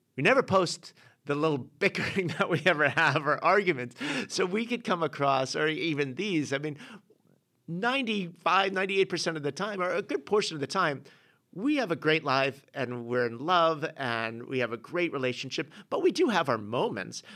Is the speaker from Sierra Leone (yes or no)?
no; England, United Kingdom; being an English guy